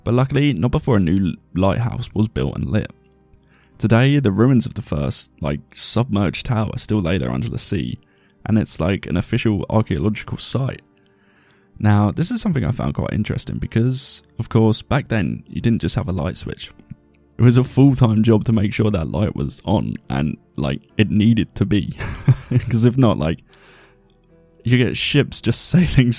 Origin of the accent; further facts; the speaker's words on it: England, United Kingdom; I'm English and uncouthed.